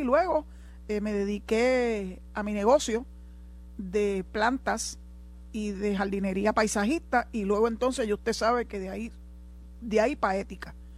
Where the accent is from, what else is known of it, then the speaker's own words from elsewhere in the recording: Puerto Rico; nosotros no tenemos aquí en Puerto Rico y somos igual ciudadanos americanos